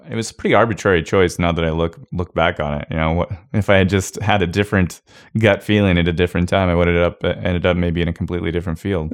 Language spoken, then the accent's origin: English; Kona, Hawaii, United States; moved away; also born or lived in Portland, Oregon / Idaho; I grew up in Hawaii